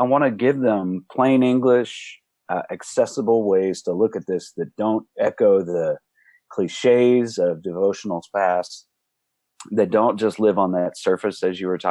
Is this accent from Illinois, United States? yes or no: no; Dallas, Texas, United States; also born or lived in Austin, Texas / Fort Worth, Texas; Now we are in Fort Worth. I grew up in Dallas.